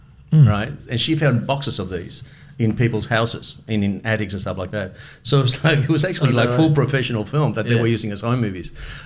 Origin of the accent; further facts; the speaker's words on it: Melbourne, Victoria, Australia; English is a second language; also born or lived in Germany / Madrid, Spain; So we come to Australia. We moved to Carlton, to Logan Street. I grew up in Logan Street in an amazing neighbourhood.